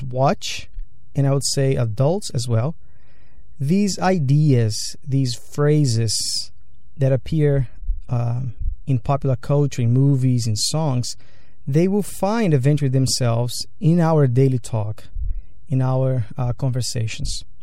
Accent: Brazil; now in United States; Growing up in Brazil

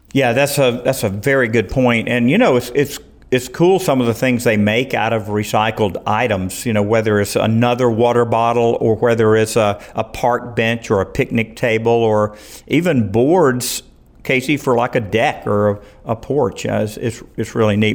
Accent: Riverdale, Georgia, United States; also born or lived in Morrow, Georgia; I had a great experience down in Clayton County, living first in Morrow, growing up there in Riverdale.

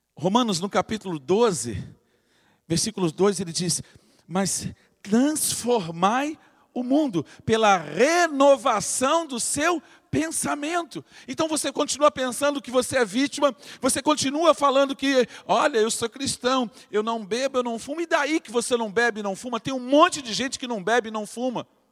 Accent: Rio de Janeiro, Brazil; now in Angra dos Reis, Brazil; eu cresci entrando naquele museu. Eu, eu sou carioca, de nascimento, mas um angrense de coração

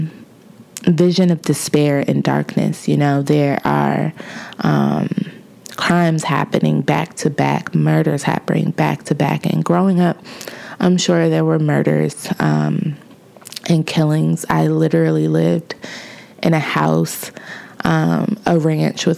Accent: Lincoln Heights, Ohio, United States; moved away; I was born and raised in Cincinnati, Ohio, in a suburb or a village, quote unquote, because that is what it is incorporated as, of Lincoln Heights.

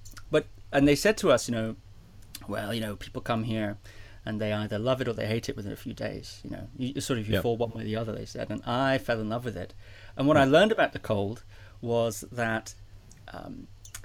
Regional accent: Shetland Islands, Scotland, United Kingdom; I was born in Scotland. Okay. And I grew up in a place called the Shetland Islands

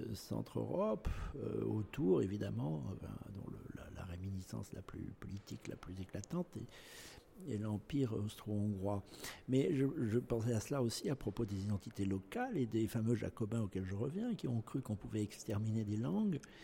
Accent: Nouvelle-Aquitaine, France; ce que je suis actuellement, c'est-à-dire euh, aquitain, français et européen

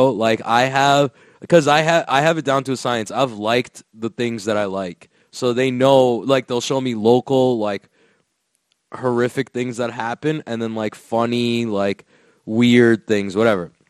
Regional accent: Florida, United States; I'm from Florida, bro. Everyone loves DeSantis out here, dog.

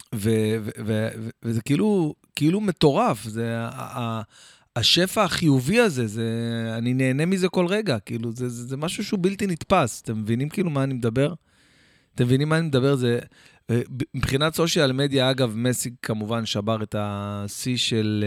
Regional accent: Jerusalem, Jerusalem District, Israel; also born or lived in Or Akiva; גדלנו שם כמה שנים, עד שעברנו לירושלים, כאילו ממש הייתי ילד

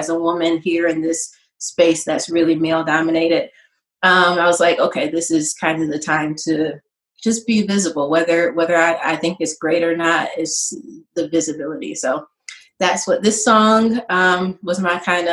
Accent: Rochester, New York, United States; I am born and raised in Rochester.

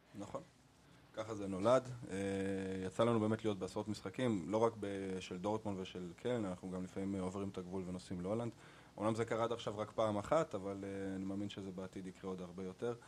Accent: Arad, Southern District, Israel; also born or lived in Germany; נולדתי בגרמניה, לאימא גרמניה ואבא ישראלי. אימא שלי עלתה לארץ כשהייתי מאוד צעיר. בארץ גדלתי בערד

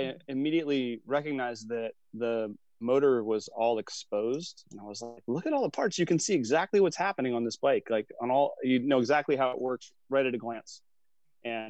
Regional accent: Sacramento, California, United States; I'm from Sacramento

